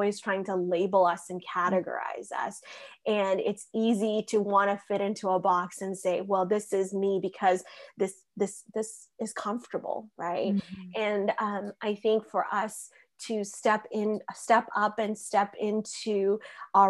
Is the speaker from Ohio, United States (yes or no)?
no; Dallas, Texas, United States; moved away as an adult; also born or lived in India; now in Oklahoma, United States; I was born in India and raised in Dallas, Texas. I moved to Dallas when I was 7 years old.